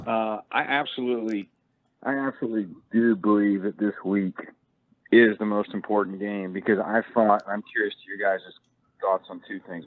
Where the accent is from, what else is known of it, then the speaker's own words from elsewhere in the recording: Sacramento, California, United States; now in Kentucky, United States; I'm actually originally from Sacramento